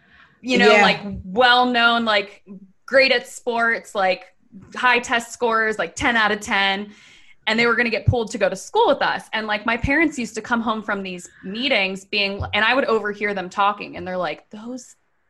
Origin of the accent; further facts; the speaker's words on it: Laurel, Maryland, United States; Okay, so I'm from Laurel, Maryland, which if you're not from Maryland, it's a pretty big, I mean, it's like a pretty big town.